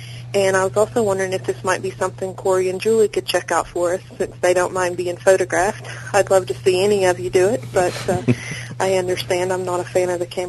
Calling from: Dandridge, Tennessee, United States; I'm from Dandridge, Tennessee.

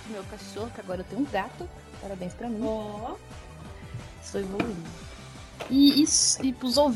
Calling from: Marília, São Paulo, Brazil; Eu estou falando de Marília, interior de São Paulo, terra da bolacha.

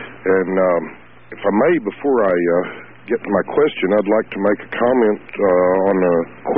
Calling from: Lubbock, Texas, United States; from Lubbock, Texas.

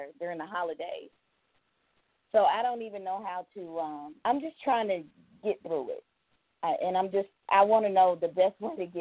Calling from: Georgia, United States; I'm calling from Georgia.

